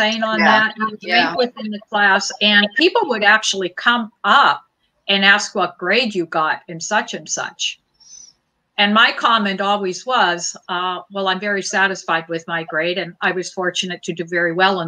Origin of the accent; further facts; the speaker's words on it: Butte, Montana, United States; I grew up in Butte, Montana